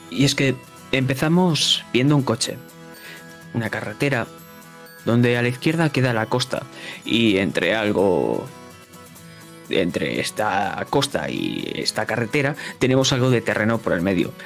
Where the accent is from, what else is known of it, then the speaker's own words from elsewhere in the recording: Spain; soy de España